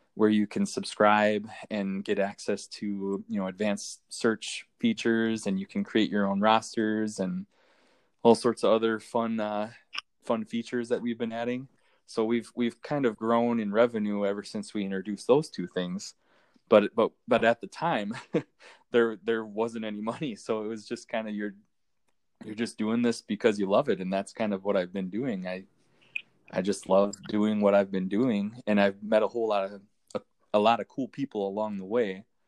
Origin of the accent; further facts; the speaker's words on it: Minnesota, United States; So I live in Minnesota. I'm I'm from Minnesota